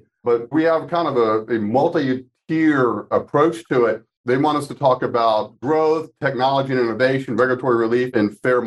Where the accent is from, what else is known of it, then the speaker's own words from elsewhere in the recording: Gainesville, Florida, United States; moved away as an adult; I grew up in Gainesville, Florida